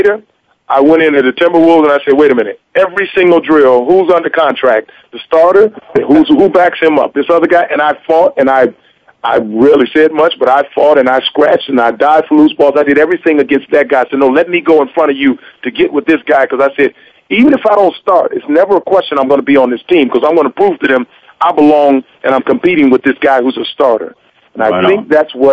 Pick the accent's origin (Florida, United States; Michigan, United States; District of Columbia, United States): Michigan, United States; I grew up in Michigan